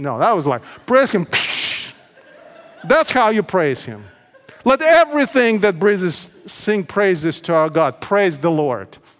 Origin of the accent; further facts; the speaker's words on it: Odesa, Odesa Oblast, Ukraine; also born or lived in Menifee, California; now in United States; my hometown, Odessa, Ukraine.